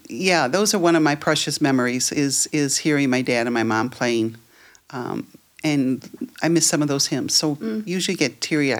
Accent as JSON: {"language": "English", "town": "Prospect Heights", "region": "Illinois", "country": "United States", "tie": "born or raised there", "said": "I grew up right here in Prospect Heights, okay."}